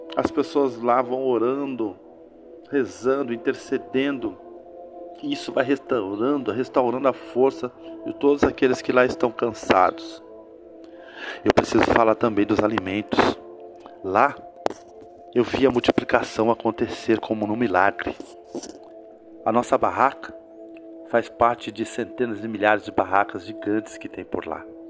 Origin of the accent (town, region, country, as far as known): Brazil